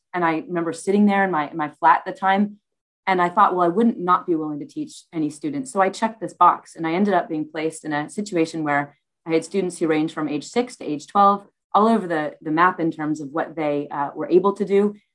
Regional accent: United States; moved away as an adult; now in United Kingdom; I was born in the US

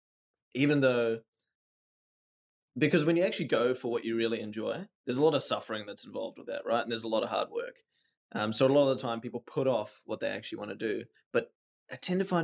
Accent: New Zealand; now in Melbourne, Australia; we're both Kiwi

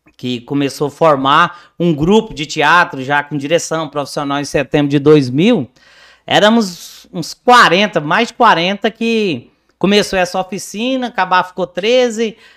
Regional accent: Campinorte, Goiás, Brazil; eu nasci e cresci em Campinorte, Norte

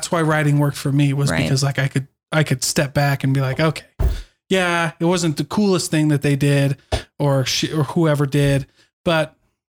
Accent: Iowa, United States; I grew up in Iowa. And same thing. We had one place as the drive-in.

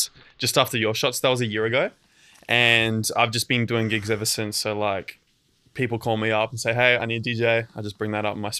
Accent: Gold Coast, Queensland, Australia; I've been on the Gold Coast since I was little, like all my life. I've grew up in like the same house since I was like 2 years old.

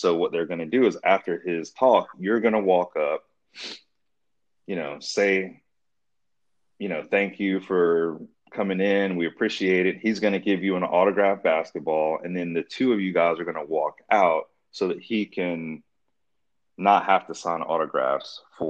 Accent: Durham, North Carolina, United States; I'm super proud to be from North Carolina inside and out. I grew up in the Raleigh-Durham area.

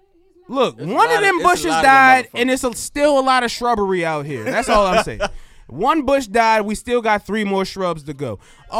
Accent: Baltimore, Maryland, United States; I'm from Baltimore.

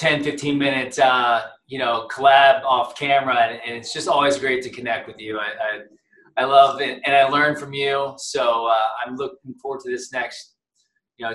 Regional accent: Columbus, Ohio, United States; I grew up in Ohio, I was a Buckeye growing up right in Columbus

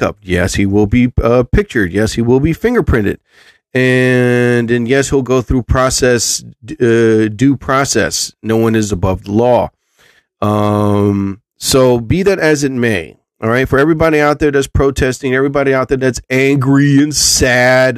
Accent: New Jersey, United States; I'm from Jersey.

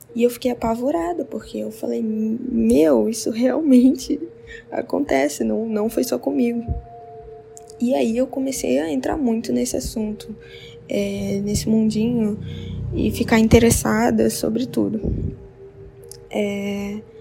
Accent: interior of Rondônia, Brazil; Eu sou do interior de Rondônia

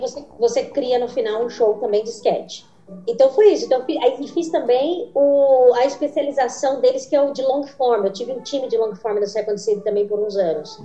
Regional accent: Brazil; moved away as an adult; also born or lived in São Paulo

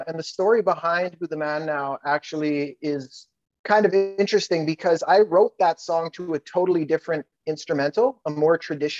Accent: Canada; Oh, I'm a Canadian rapper

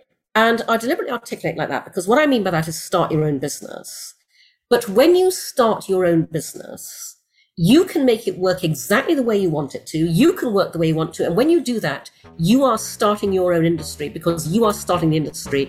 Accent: Brunei; also born or lived in United Kingdom; And I grew up in Brunei, in Borneo, in Asia, where my parents moved when I was six, after I was born in the UK.

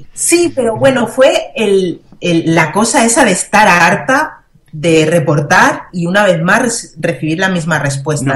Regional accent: Spain; yo soy española

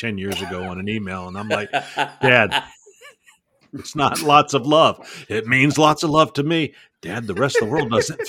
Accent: North Carolina, United States; also born or lived in Georgia / Michigan; now in Alabama, United States; born in Georgia, grew up North Carolina, lived in Michigan for a decade, and then moved to Alabama

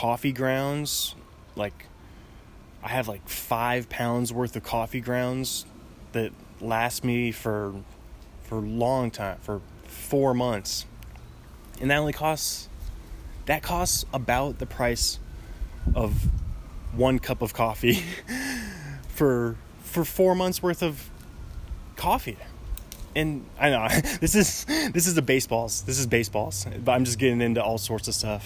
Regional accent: Seattle, Washington, United States; also born or lived in Northridge, Los Angeles; now in Los Angeles, United States; I'm from Seattle

